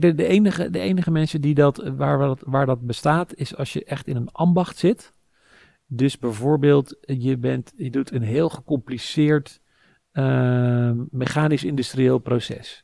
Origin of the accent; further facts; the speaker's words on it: Sassenheim, South Holland, Netherlands; now in Amsterdam, Netherlands; ik ben opgegroeid in Sassenheim, in de Bollestreek